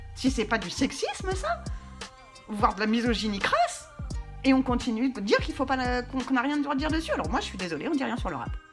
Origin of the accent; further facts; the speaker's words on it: Essonne, Île-de-France, France; moved away; also born or lived in New York, United States / Paris; moi, je viens de banlieue, donc du 91